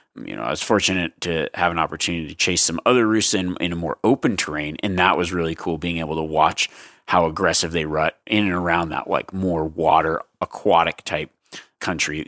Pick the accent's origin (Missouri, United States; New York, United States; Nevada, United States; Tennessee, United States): Nevada, United States; I grew up hunting in Nevada